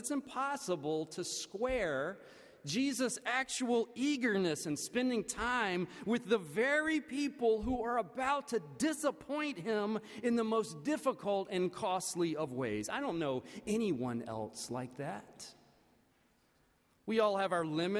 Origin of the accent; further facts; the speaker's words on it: the American South, United States; as a Southerner